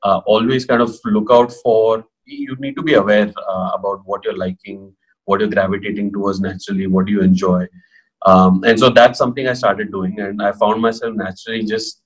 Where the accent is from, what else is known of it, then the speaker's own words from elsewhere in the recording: Pune, Maharashtra, India; also born or lived in Kota / Mumbai; I'm from Pune, born and brought up here.